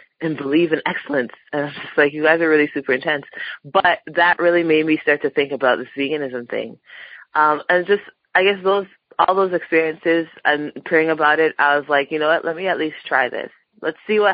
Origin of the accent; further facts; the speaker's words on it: Toronto, Ontario, Canada; also born or lived in Montreal; I grew up in Toronto, moved out to Montreal for law school.